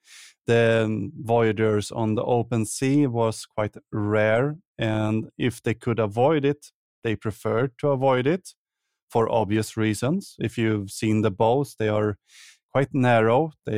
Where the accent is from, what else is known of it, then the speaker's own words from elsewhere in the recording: Sweden; the colder countries, my home country, and of course Norway and Denmark